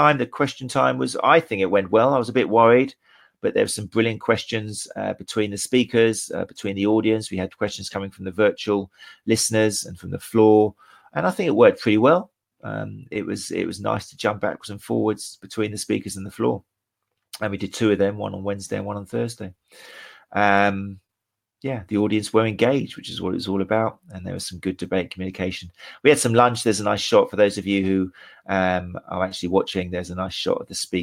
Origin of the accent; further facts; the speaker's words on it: Brighton, South East England, United Kingdom; my hometown of Brighton